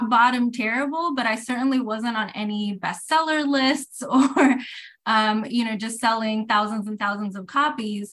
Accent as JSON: {"language": "English", "country": "Puerto Rico", "tie": "born or raised there", "said": "growing up in Puerto Rico, you know, the books I had access"}